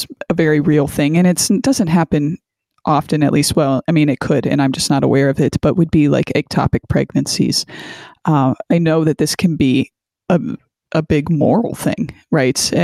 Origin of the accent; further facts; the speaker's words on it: Canton, Ohio, United States; Canton, Ohio, and that's my stomping grounds. And actually, I was born at the same hospital